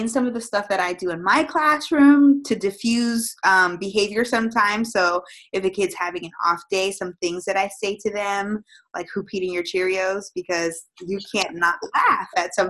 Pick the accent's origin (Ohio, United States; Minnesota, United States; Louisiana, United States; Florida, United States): Florida, United States; also born or lived in Massachusetts; I was born in Massachusetts. I was raised in Florida. We moved here probably when I was 3 years old.